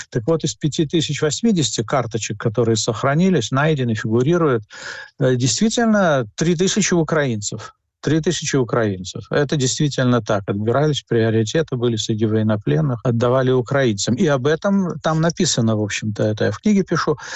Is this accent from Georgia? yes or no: no; Latvia; Вот я всегда родился я в Латвии, жил в в Латвии, учился там и так далее.